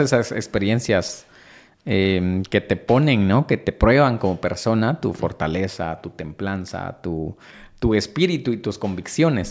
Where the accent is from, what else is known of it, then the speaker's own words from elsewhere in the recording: Guatemala; como guatemaltecos